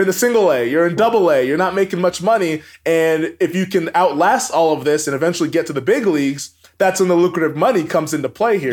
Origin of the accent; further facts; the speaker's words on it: Everett, Washington, United States; moved away as an adult; also born or lived in Bend, Oregon; I grew up in Everett, Washington